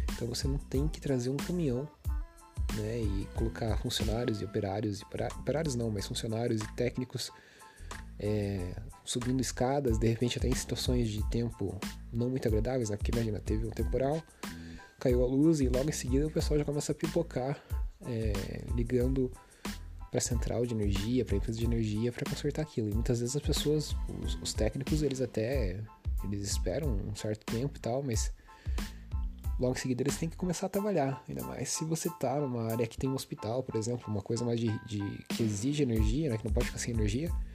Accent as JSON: {"language": "Portuguese", "country": "Brazil", "said": "a gente como brasileiro"}